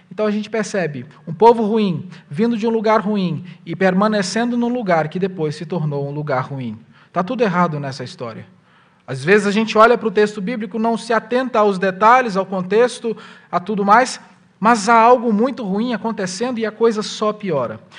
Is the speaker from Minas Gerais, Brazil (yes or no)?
yes; Minas Gerais, Brazil; A região que eu venho de Minas Gerais é uma região que tem muita as chamadas cerâmicas, onde se faz tijolos